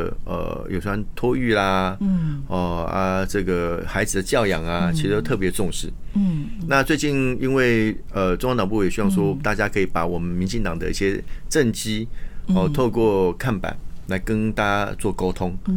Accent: Taiwan; 所以我是中华人，我是台湾中华人。我我们来台湾十一代哦，就是土生土长的

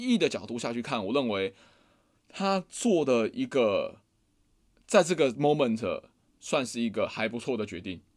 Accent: Taiwan; 我们以前台湾会说不能说闽南话

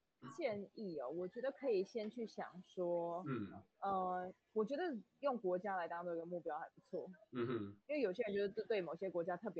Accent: Taiwan; 因为毕竟如果我们是台湾人去欧美国家，其实呃，我觉得 business 的缺没有这么多。

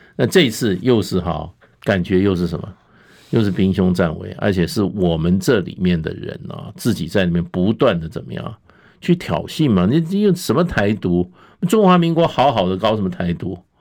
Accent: Taiwan; 我们台湾人

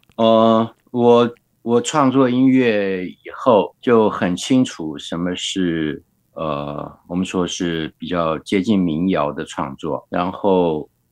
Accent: Guanxi, Hsinchu County, Taiwan; first language Hakka; Chinese is a second language; moved away; 我曾经想回到自己的原生故乡关西。嗯。那是我出生的地方

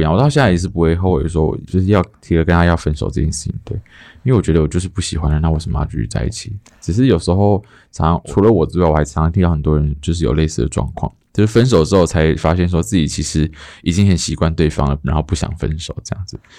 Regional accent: Taoyuan, Taiwan; 因为我本我是桃园人，然后我从来没有上过台北，小时候

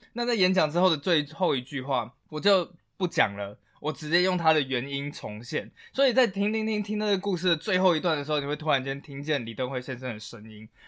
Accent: Taiwan; 我们台湾人是非常非常乐于接受外来文化的

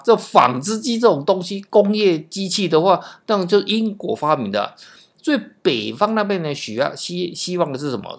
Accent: Taiwan; 因为我们台湾人哦，是受 基本上是美式教育了哈

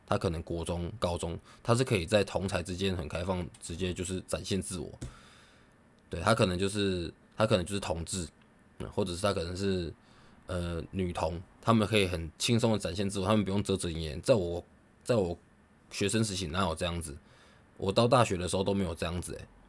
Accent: Taiwan; 我觉得有呃以台湾人为荣啊，以身为台湾人为荣啊。呃，你看台湾是这个多棒的国家

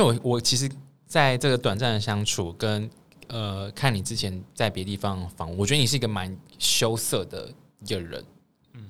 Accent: Taiwan; 我们台湾人是追求买房

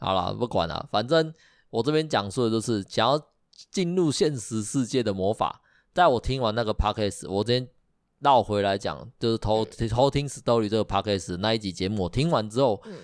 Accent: Taiwan; 我们台湾这边

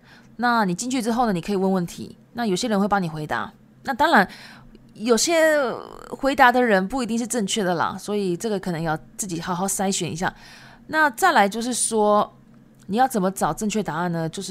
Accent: Japan; first language Japanese and Chinese; 因为我自己本身是日籍，但是我中文讲的很好，因为中日文都是我的母语。

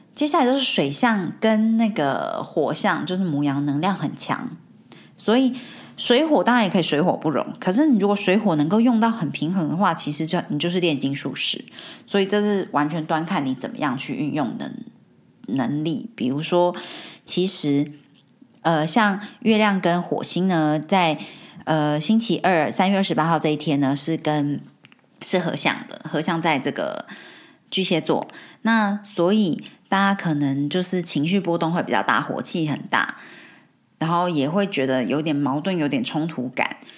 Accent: Taiwan; moved away as an adult; now in United Kingdom; 没有从小在台湾长大嘛

